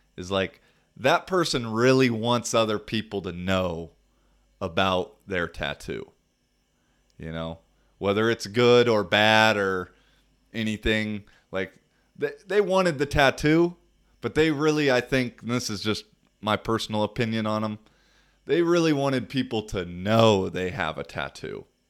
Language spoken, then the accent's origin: English; United States; moved away; United States